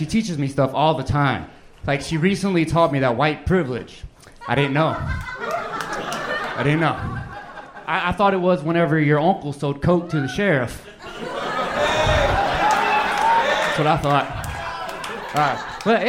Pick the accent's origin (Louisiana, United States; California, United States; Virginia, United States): Louisiana, United States; I grew up in Louisiana.